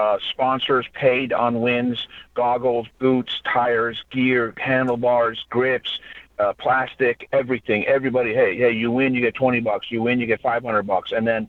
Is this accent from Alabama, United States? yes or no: no; Petaluma, California, United States; Yeah, Northern California. I'm from a small town north of California in the wine country called Petaluma.